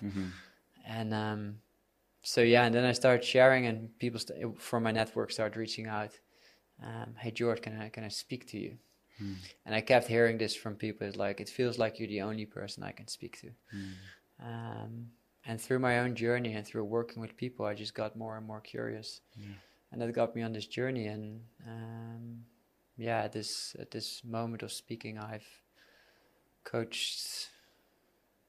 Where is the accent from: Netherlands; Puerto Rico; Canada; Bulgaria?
Netherlands; moved away as an adult; now in Bali, Indonesia; I'm from the Netherlands. I moved to Bali 6 years ago.